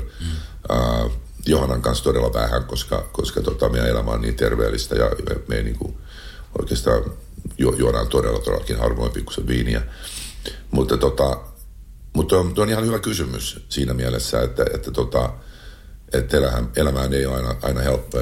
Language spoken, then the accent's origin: Finnish; Finland; moved away; also born or lived in Los Angeles, United States / China; Saada olla mun kotimaassa, nauttia suomalaisesta kesästä